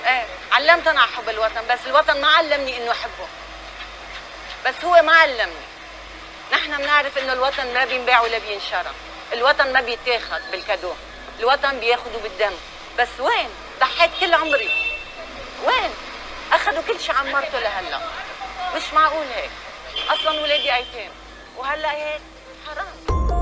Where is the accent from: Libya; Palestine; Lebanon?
Lebanon; انا قطعت املي من لبنان